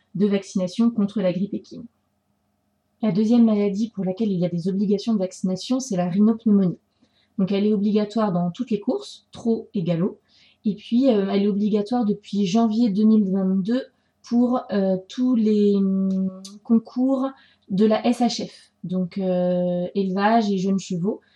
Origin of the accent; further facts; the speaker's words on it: France; chez nous, en France